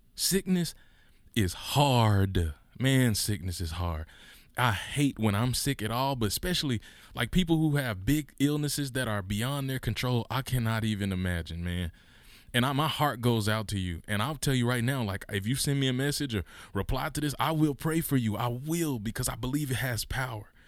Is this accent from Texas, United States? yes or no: no; Mississippi, United States; we grew up in Mississippi, which is one of the poorest states in the union